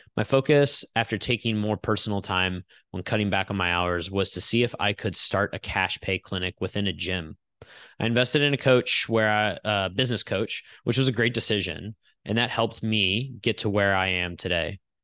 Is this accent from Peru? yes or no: no; St. Louis, Missouri, United States; Saint Louis was my hometown